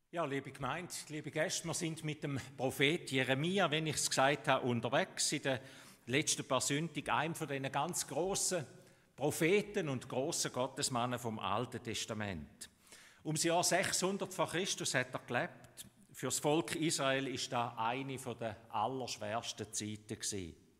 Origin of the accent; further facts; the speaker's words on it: Switzerland; Bei uns in der Schweiz